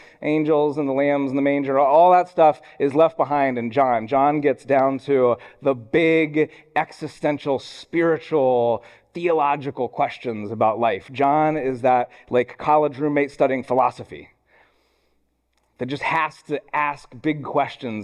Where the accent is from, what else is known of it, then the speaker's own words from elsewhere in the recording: Columbus, Ohio, United States; I grew up in Columbus, Ohio, home of the Ohio State University